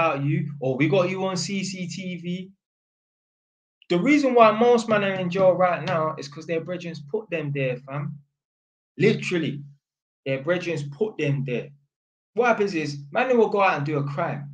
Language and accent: English; London, United Kingdom; I didn't even tell him I was from Edmonton